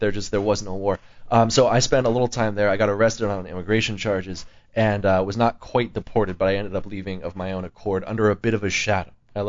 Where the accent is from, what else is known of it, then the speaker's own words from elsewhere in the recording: Santa Monica, California, United States; moved away as an adult; also born or lived in New York; I was born in Santa Monica. I grew up around Southern California mainly.